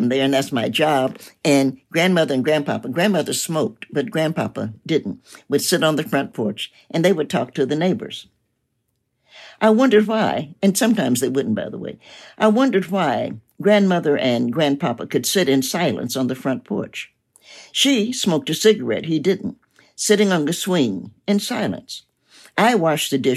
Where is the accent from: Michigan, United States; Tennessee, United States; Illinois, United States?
Tennessee, United States; Knoxville; also born or lived in Cincinnati, Ohio; I was born in Knoxville, as I mentioned, and my family moved to Cincinnati before I moved back to Knoxville